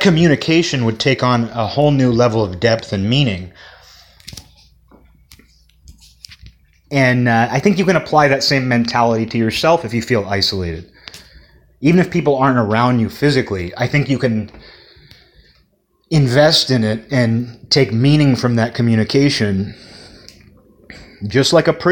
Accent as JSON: {"language": "English", "town": "Kirkland", "region": "Washington", "country": "United States", "tie": "born or raised there", "also_born_or_lived": "Olympia, Washington"}